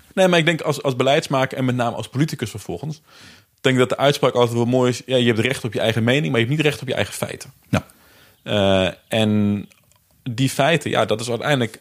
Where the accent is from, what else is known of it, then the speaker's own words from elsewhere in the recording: Netherlands; Ik ben zelf opgegroeid in Bijum achterstandswijk.